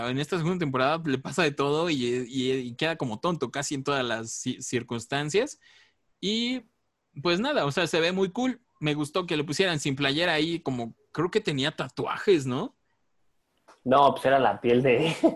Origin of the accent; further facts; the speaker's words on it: Mexico; somos mexicanos